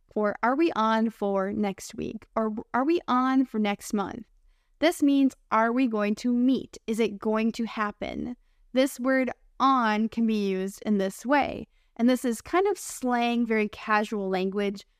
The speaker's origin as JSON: {"language": "English", "country": "United States", "accent": "American English", "said": "I'm your American English teacher and friend"}